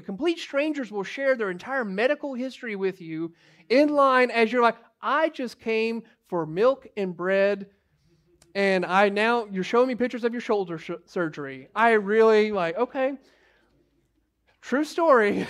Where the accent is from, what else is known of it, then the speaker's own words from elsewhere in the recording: United States; as American Christians